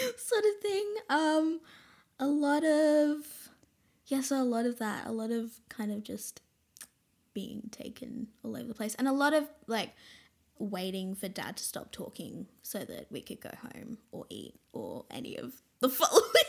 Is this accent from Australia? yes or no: yes; Brisbane, Queensland, Australia; also born or lived in Caboolture, Queensland / Snowy Mountains, New South Wales; I was born in Caboolture